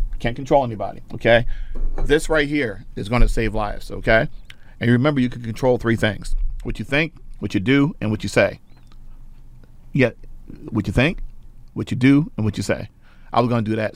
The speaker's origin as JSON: {"language": "English", "region": "New Jersey", "country": "United States", "said": "I'm from Jersey"}